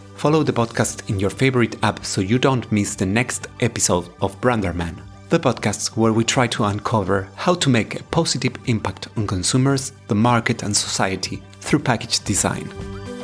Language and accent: English; Argentina; I am from Argentina.